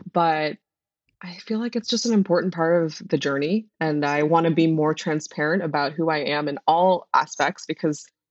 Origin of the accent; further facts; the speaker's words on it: the South, United States; growing up in the South